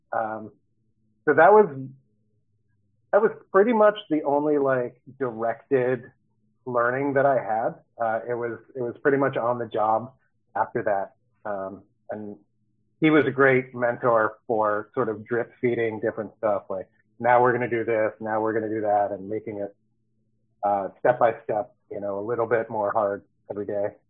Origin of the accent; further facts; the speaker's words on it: Baltimore, Maryland, United States; moved away as an adult; also born or lived in Los Angeles, California; now in San Diego, United States; I moved out here from Baltimore, Maryland, uh, where I grew up and lived for all but four years when I was in college in LA.